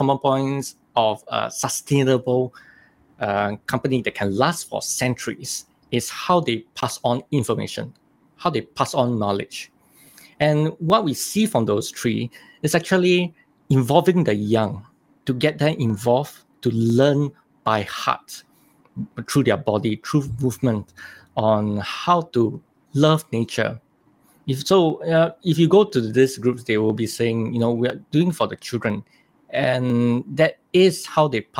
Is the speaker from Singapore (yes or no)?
yes; Singapore; I was born in Singapore